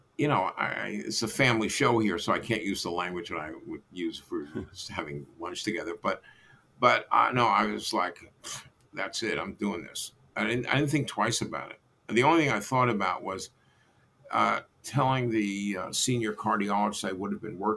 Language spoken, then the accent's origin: English; New York City, New York, United States; moved away as an adult; also born or lived in Arkansas; I was from Brooklyn originally